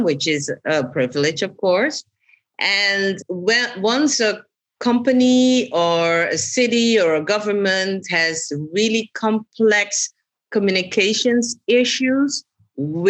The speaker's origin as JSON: {"language": "English", "country": "Suriname", "tie": "born or raised there", "also_born_or_lived": "Amsterdam, Netherlands", "moved": "yes", "lives_now": "The Hague, Netherlands"}